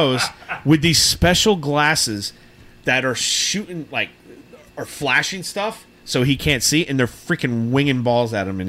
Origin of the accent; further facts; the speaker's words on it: New Jersey, United States; I'm just from Jersey.